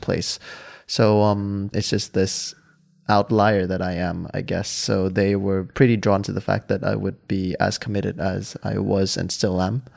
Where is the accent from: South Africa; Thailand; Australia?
Thailand; Hua Hin, Prachuap Khiri Khan; English is a second language; moved away as an adult; now in Amsterdam, Netherlands; I grew up in Hua Hin